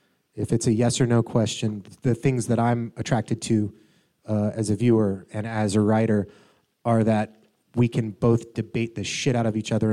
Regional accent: Atlanta, Georgia, United States; I'm from Atlanta originally.

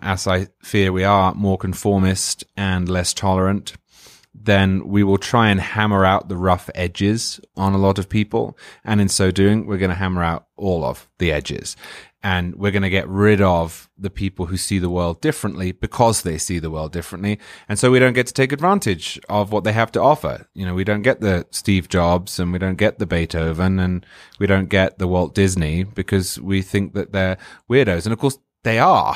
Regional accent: England, United Kingdom; moved away as an adult; now in Florida, United States; I'm from England, as you can hear

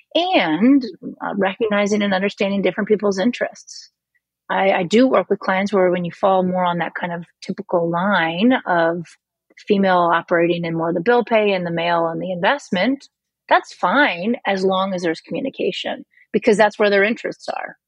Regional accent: Missouri, United States; moved away; I'm from Missouri original, and I'm uh, originally, and I'm from the Show Me state.

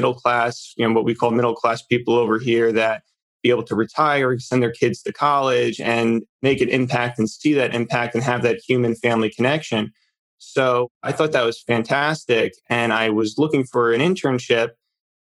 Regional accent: New Jersey, United States; So I grew up in New Jersey, the northern part. We kind of refer to it as North Jersey here

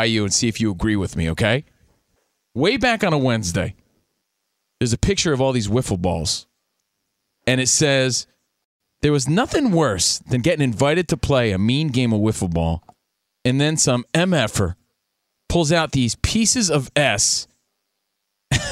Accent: Union, New Jersey, United States; my hometown of Union, New Jersey

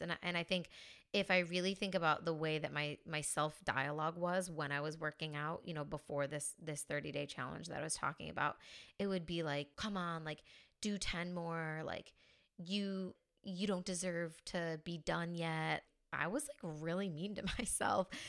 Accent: a small town in New York, United States; moved away as an adult; now in Spain; So I'm originally from the States. I'm from a small town in New York.

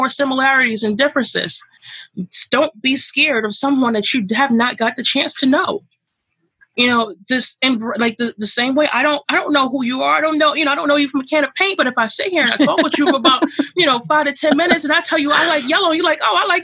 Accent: New York City, New York, United States; I grew up here in Brooklyn all my life

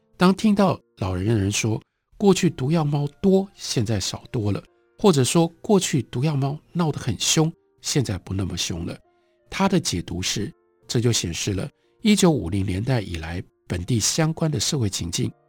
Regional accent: Taiwan; 作为一个台湾人

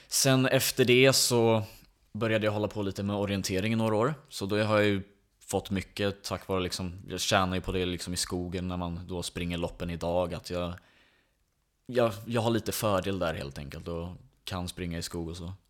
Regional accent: Åkersberga, Stockholm County, Sweden; jag är uppväxt i Åkersberga och bor fortfarande där

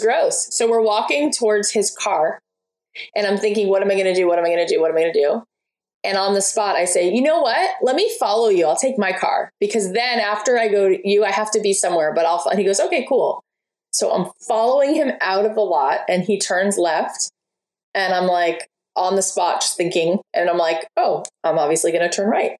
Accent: outside of Miami, Florida, United States; where I grew up outside of Miami

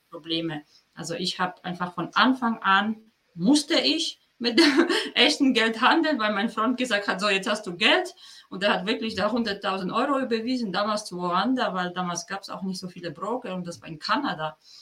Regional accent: Poland; German is a second language; moved away as an adult; now in Germany; ich bin geboren und aufgewachsen in Polen und dann bin ich nach meinem Studium, also mit 22 bin ich nach Deutschland gekommen

